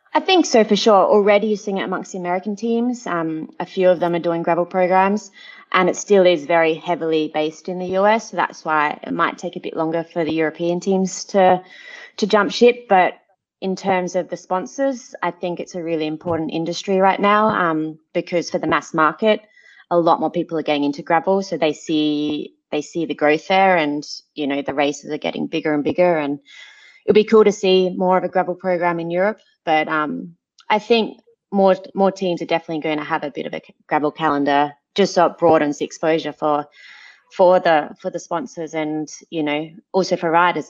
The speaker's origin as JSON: {"language": "English", "area": "Adelaide Hills", "region": "South Australia", "country": "Australia", "moved": "as an adult", "lives_now": "Monaco", "said": "I'm from the Adelaide Hills where we have space"}